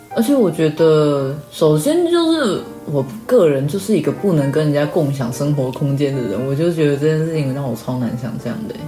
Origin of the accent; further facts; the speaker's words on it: Taichung, Taiwan; 因为本人台中人， 所以我小时候住的是电梯大厦